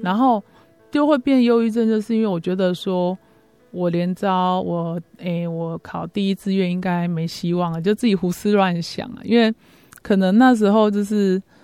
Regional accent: Chiayi, Taiwan; 我生长在嘉义嘛，啊，所以我就在那个嘉义的一个城隍庙口。嘿，嗯。我妈他们在那边做生意，啊，我就在那里长大

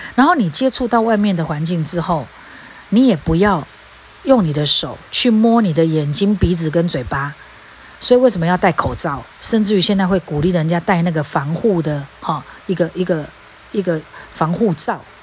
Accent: Taiwan; 我们台湾人

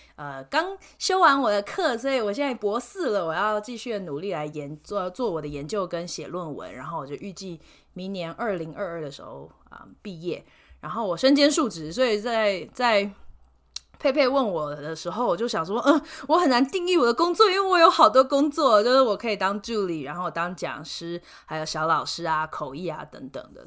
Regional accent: Taiwan; moved away as an adult; also born or lived in United States / India; now in Denver, United States; 我其实是在美国出生，可是在台湾长大，所以就我有一个双重国籍的身份

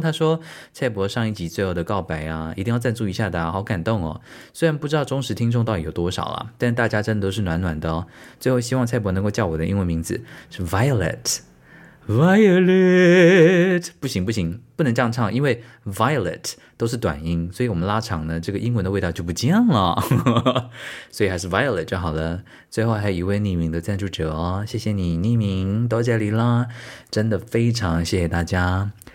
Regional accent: Tainan, Taiwan; also born or lived in Hunei Township, Kaohsiung County; 我在还没有搬到台南的之前，很小很小的时候，我都是在高雄县的湖内乡长大的

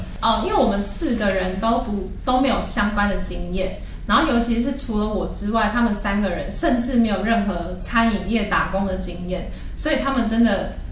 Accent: Taiwan; also born or lived in Japan; 我后来就从日本搬回台湾

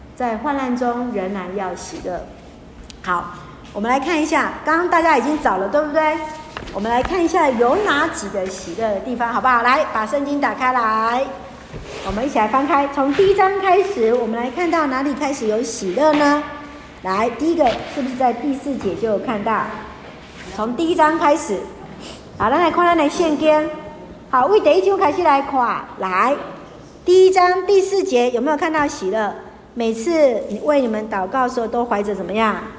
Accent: Taiwan; 像我们在被日本统治的时候，有没有皇民化运动？好，台湾人就是次等的

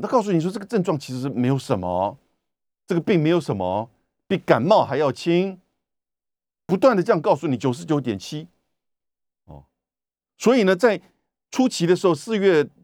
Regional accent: Taiwan; 我们台湾人自己看的其实都蛮痛心的

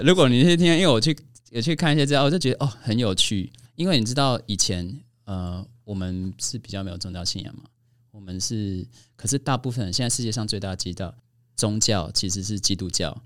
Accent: Kaohsiung, Taiwan; 我们是高雄人嘛

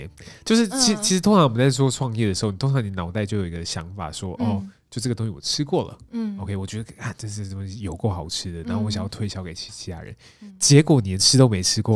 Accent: Taipei, Taiwan; 身为一个二十几年的台北人

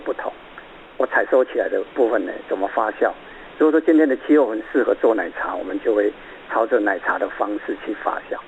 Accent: Taiwan; 我们台湾人

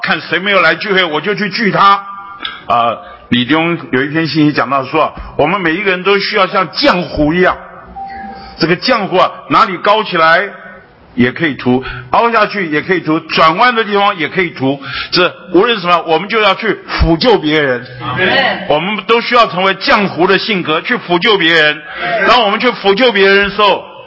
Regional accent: Taiwan; 我是土生土长的北投人呐，八斗里人呐。 啊，就是我土生土长的北头，那我这一辈子除了当兵离开这里两年以外，除了工作离开这里一， 一， 一， 一两年以外，那大部分时间我都在这里

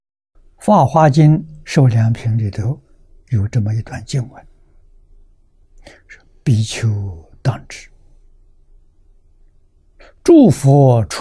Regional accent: China; 我们中国人常讲“昙花一现”

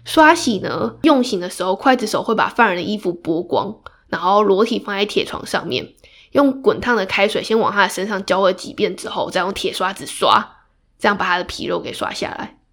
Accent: Taiwan; 我们台湾人熟知的国姓爷郑成功

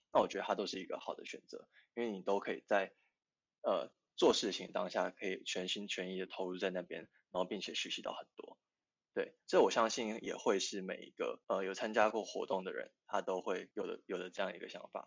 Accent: Tainan, Taiwan; moved away; 因为我是住宿生，我是台南人

